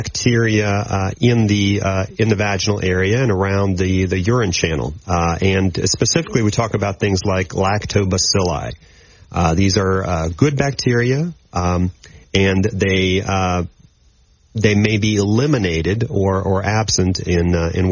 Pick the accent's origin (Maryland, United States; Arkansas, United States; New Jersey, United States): Maryland, United States; moved away as an adult; also born or lived in Akron, Ohio / Nashville, Tennessee; now in Shreveport, United States; I am originally from the East Coast, from Maryland, and I did my college training at Johns Hopkins University in Baltimore